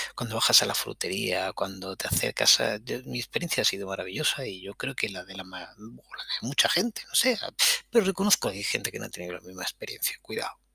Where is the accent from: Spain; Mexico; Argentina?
Spain; Granada, Andalusia; moved away as an adult; also born or lived in Catalonia / Barcelona / Madrid; habiendo nacido en Cataluña, pero yo crecí en Granada